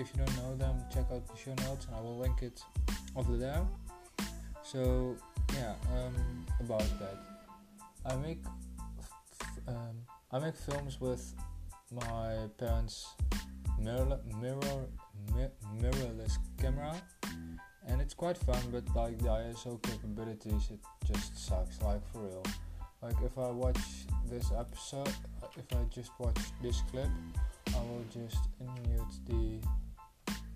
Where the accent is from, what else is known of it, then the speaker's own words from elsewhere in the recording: Netherlands; I'm a Dutch boy from the Netherlands. Of course I'm from the Netherlands, because I'm Dutch